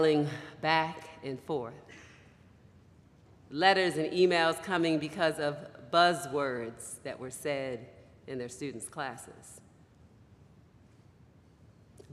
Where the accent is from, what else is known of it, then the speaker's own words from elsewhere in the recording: Baltimore, Maryland, United States; moved away; also born or lived in West Michigan; I grew up in Baltimore, Maryland, on the East Coast of the United States.